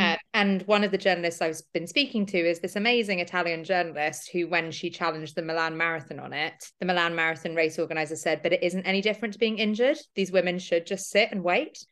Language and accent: English; London, United Kingdom; I'm thirty-four, I'm a runner from London